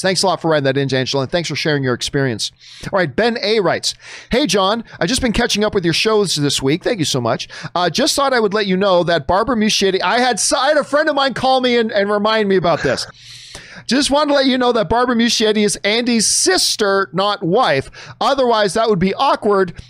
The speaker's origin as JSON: {"language": "English", "country": "Canada", "said": "as a Canadian"}